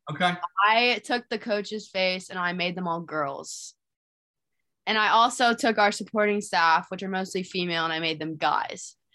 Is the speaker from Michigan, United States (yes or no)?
yes; Michigan, United States; now in Blacksburg, United States; Yeah, so Blacksburg is nothing like my hometown. Um, we can walk to Target at my house. Here we have to drive 15 minutes. Um, but no, this is a lot smaller than where I come from, and obviously Michigan doesn't have mountains and we have lakes and whatnot